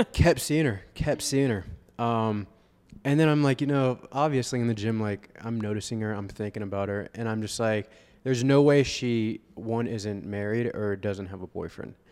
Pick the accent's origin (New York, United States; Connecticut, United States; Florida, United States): Florida, United States; Vero Beach; I'm from Vero Beach, Florida